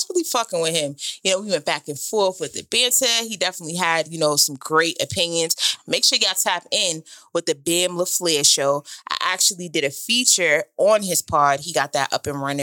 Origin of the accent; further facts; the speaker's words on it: Boston, Massachusetts, United States; I grew up in America